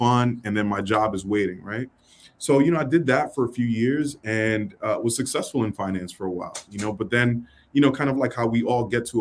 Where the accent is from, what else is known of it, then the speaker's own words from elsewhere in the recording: New York City, New York, United States; growing up in New York City, you know, it's rough.